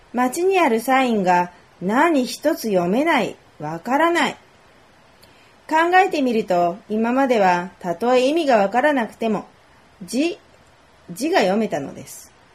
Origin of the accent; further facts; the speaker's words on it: Japan; 私は日本で生まれて育った日本人